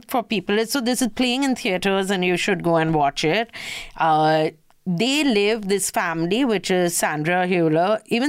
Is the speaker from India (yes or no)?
yes; India; Yeah, also, we are from India.